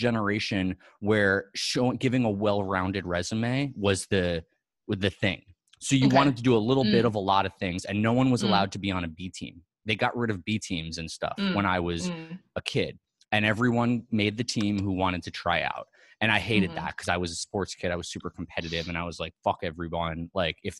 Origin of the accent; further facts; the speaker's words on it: New York City, New York, United States; I'm a New Yorker. Yeah. I'm a Manhattan.